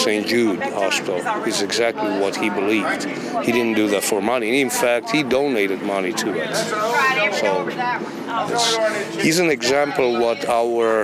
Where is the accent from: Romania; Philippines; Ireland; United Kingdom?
Romania; English is a second language; moved away as an adult; now in Memphis, United States; I'm originally from Romania, and I came to Memphis in 86